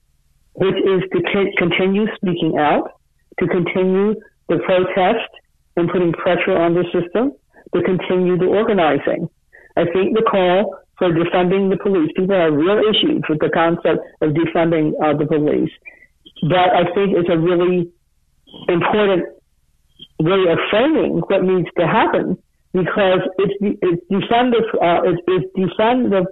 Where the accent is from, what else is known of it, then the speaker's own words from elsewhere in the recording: Cleveland, Ohio, United States; I grew up in Cleveland, Ohio